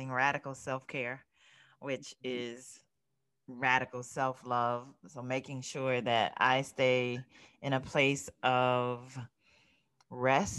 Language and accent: English; South Florida, United States; now in Mid-Atlantic, United States; I grew up in South Florida. However, I now live in the Mid-Atlantic